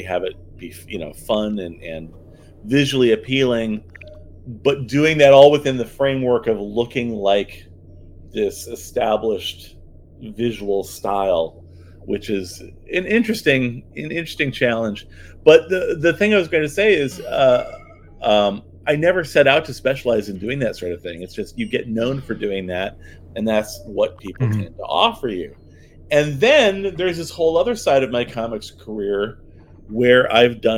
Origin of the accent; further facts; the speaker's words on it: United States; as an American, at least where I was living.